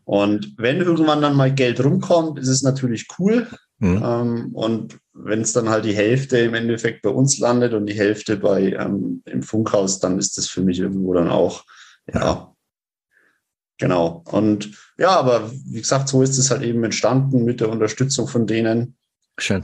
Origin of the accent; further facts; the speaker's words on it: Rednitzhembach, Bavaria, Germany; Ich äh, komme aus Rednitz-Hembach. Das ist äh, also im Landkreis Roth